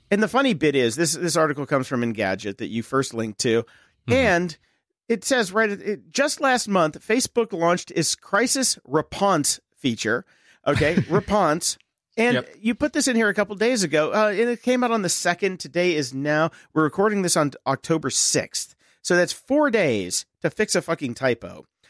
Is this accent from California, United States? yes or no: no; Pittsburgh, Pennsylvania, United States; my hometown of Pittsburgh, Pennsylvania